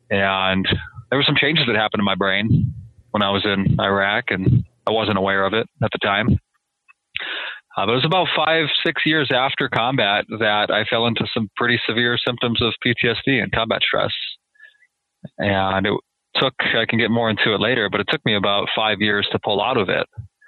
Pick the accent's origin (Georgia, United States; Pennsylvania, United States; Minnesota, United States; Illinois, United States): Minnesota, United States; So I grew up in Minnesota, and I joined the Marine Corps just a week out of high school.